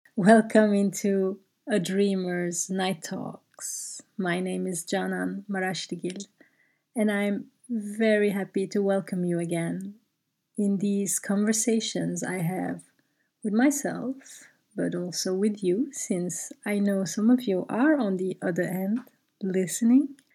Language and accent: English; Brussels, Brussels-Capital Region, Belgium; English is a second language; moved away; I grew up in Brussels